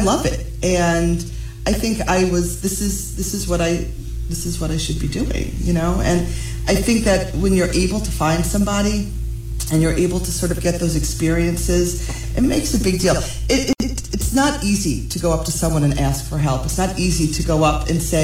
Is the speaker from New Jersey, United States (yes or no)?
yes; New Jersey, United States; I'm born and raised in New Jersey